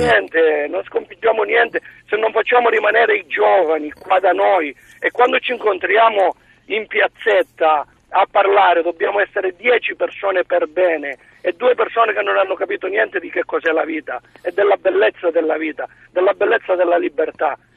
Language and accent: Italian; Bianco, Calabria, Italy; sono di Bianco vicino Locri